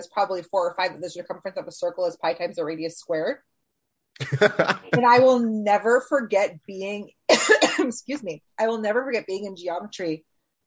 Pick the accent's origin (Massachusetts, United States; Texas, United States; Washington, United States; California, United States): Washington, United States; I grew up in Washington State